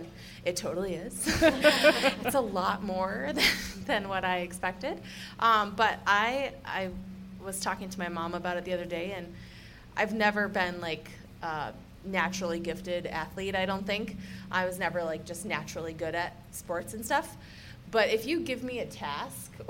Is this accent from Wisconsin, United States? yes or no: yes; Wisconsin, United States; accent: Midwestern twang; moved away as an adult; now in Golden, Colorado, United States; I'm originally from Wisconsin. I've been living in Colorado for 10 years